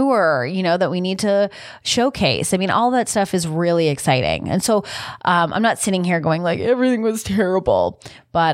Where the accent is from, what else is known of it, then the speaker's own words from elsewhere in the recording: Canada; being Canadian